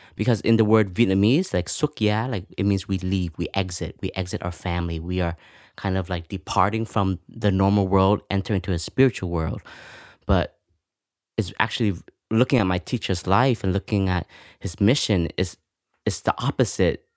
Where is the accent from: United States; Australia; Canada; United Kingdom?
Canada; moved away; I grew up in Canada